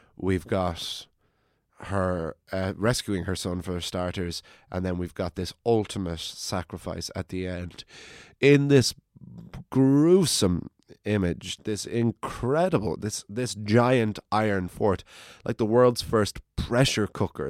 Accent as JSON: {"language": "English", "area": "County Wicklow", "region": "Leinster", "country": "Ireland", "said": "I'm from County Wicklow"}